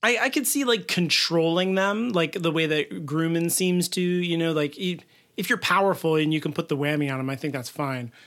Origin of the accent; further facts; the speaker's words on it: Midwest, United States; accent: Midwestern; my terrible Midwestern accent